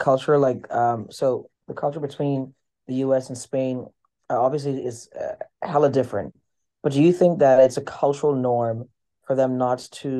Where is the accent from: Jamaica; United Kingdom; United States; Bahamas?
Bahamas; moved away as an adult; we are from the Caribbean, we're very mannerly.